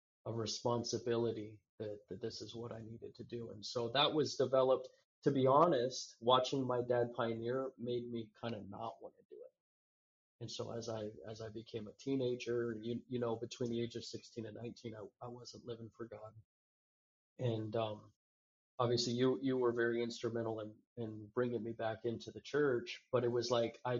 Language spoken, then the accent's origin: English; United States; I was American